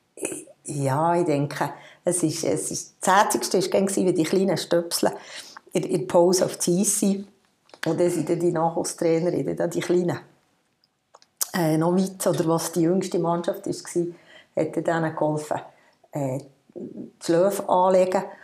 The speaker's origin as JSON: {"language": "German", "area": "Hahnenmoos", "region": "Bern", "country": "Switzerland", "tie": "born or raised there", "said": "Ich bin auf dem Hanamoos aufgewachsen, zumindest im Skigebiet"}